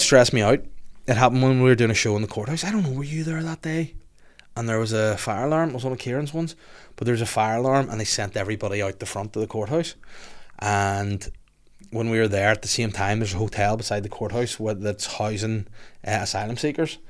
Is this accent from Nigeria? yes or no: no; Bangor, Northern Ireland, United Kingdom; I'm from Bangor.